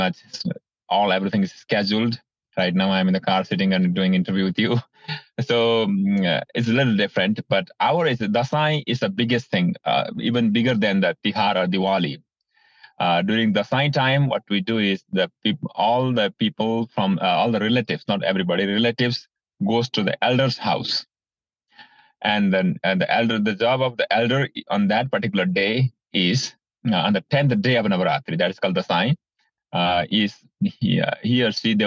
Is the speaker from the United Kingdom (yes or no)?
no; Bhutan; now in United States; I'm originally from Bhutan. I was born in Bhutan, grew up in Bhutan.